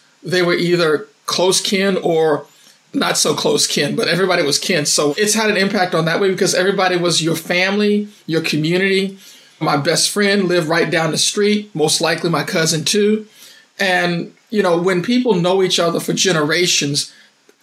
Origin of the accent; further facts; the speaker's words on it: Saluda, Virginia, United States; now in San Antonio, United States; I am from a little small town in Middlesex County, Virginia called Saluda.